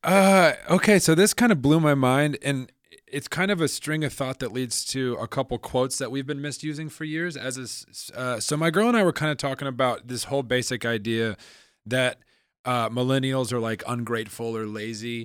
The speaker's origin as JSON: {"language": "English", "region": "Midwest", "country": "United States", "tie": "born or raised there", "also_born_or_lived": "New York City", "moved": "yes", "said": "I grew up in the Midwest"}